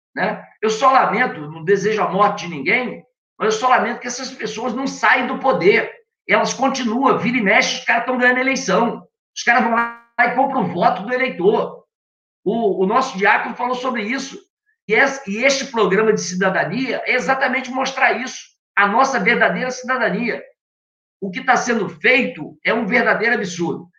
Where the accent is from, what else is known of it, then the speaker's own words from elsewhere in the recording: Campos dos Goytacazes, Rio de Janeiro, Brazil; eu sou nascido e criado aqui em Campos